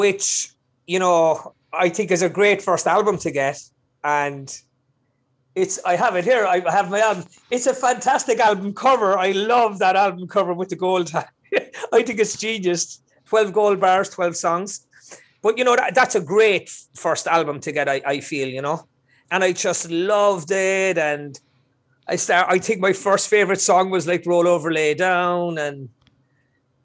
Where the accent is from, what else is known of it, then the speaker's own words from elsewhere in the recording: Cork, Munster, Ireland; now in Los Angeles, United States; I'm originally from Cork City in Ireland.